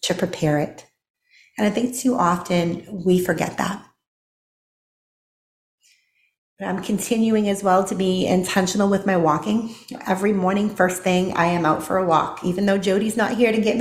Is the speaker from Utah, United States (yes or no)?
no; Boston, Massachusetts, United States; moved away as an adult; also born or lived in Tennessee; now in Texas, United States; I grew up in Boston, Massachusetts